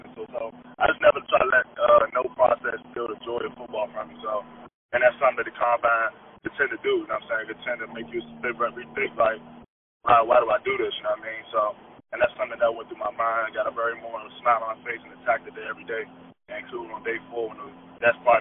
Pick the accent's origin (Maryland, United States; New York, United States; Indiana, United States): Maryland, United States; representing my hometown, University of Maryland